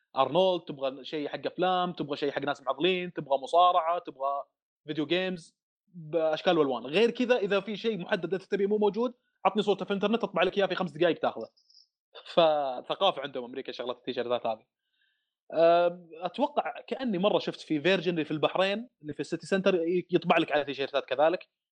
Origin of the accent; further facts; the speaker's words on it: Saudi Arabia; also born or lived in Dammam / Riyadh; عندنا في الدمام